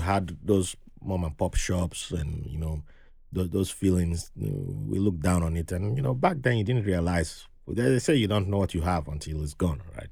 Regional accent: Benin City, Edo, Nigeria; moved away; growing up in Benin City back then

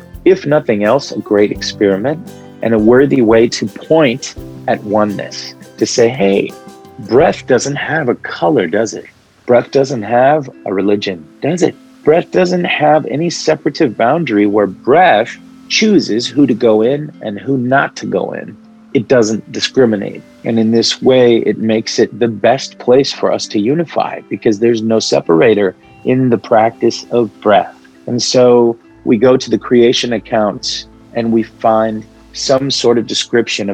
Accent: Midwest, United States; first language Arabic; English is a second language; growing up in the Midwest

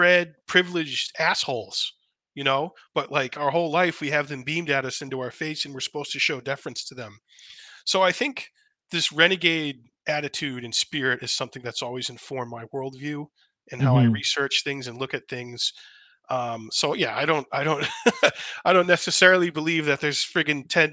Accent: Massachusetts, United States; moved away; I'm from Massachusetts originally

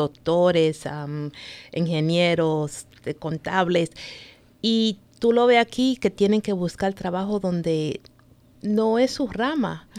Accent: New York, United States; moved away as an adult; also born or lived in Santo Domingo, Dominican Republic / Baltimore, Maryland; now in Maryland, United States; me crié en New York, de Santo Domingo. Llegamos aquí cuando apenas estaba en el tercer grado. Y me crié allá en New York

